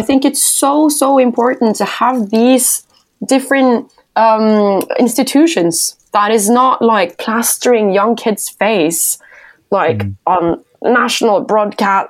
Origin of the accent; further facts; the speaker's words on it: Norway; my hometown